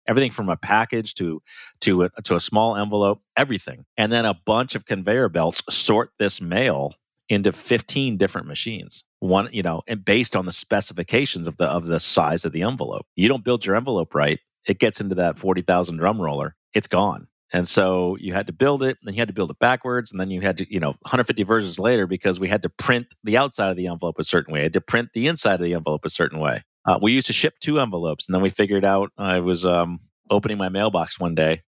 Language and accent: English; Ohio, United States; I grew up in Ohio, um, and so small town Ohio